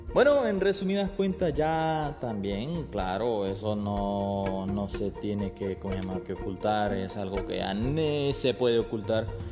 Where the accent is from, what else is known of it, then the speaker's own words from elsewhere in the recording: Honduras; mi país, Honduras.